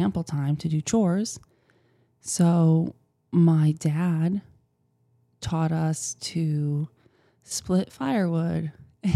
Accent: Wisconsin, United States; I grew up in the Midwest.

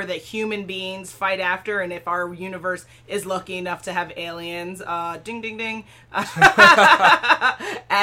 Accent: Jamaica; I think that's like the definition of being Jamaican

